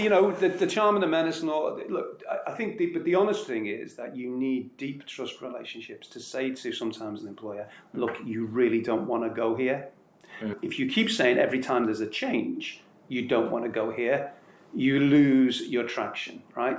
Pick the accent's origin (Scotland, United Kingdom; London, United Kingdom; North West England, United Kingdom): North West England, United Kingdom; Liverpool; I was born in Liverpool, and that may say everything you need to know. Um, I, am uh, a product of that environment